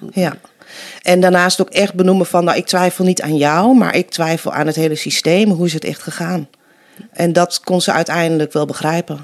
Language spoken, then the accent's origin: Dutch; Nijverdal, Overijssel, Netherlands; accent: Twente; also born or lived in Colombia; now in Deventer, Netherlands; Vijf maanden jong was ik toen ik naar Nederland kwam. Ik Ben opgegroeid in Twente. Kan je misschien een beetje horen nog.